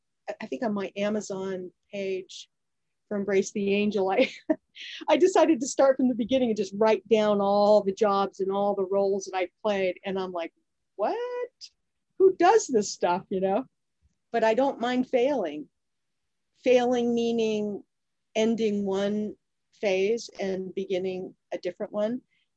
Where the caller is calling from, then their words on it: Annapolis, Maryland, United States; Oh, I'm calling you from Annapolis, Maryland.